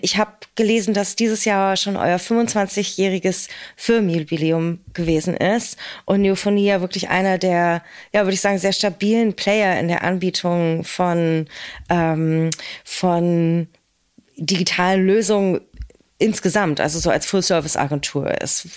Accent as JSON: {"language": "German", "region": "Berlin", "country": "Germany", "tie": "born or raised there", "said": "in und aus meiner Heimat und unserer schönen Hauptstadt Berlin"}